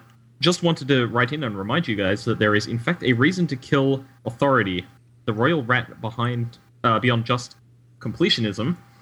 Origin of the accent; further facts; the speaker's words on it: Australia; being Australian